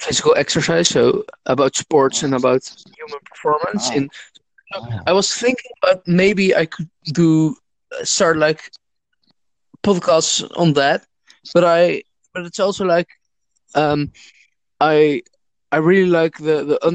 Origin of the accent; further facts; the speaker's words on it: Netherlands; I'm from the Netherlands.